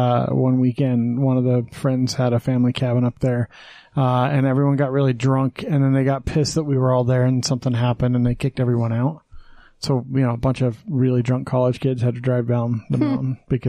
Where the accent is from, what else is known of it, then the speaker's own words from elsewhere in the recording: Wyoming, United States; moved away as an adult; now in Utah, United States; growing up in Wyoming, there's not a lot to do.